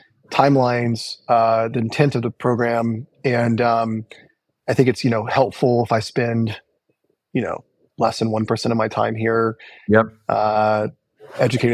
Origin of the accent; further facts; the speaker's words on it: Illinois, United States; I was born in the Midwest. I grew up in a small town in Illinois.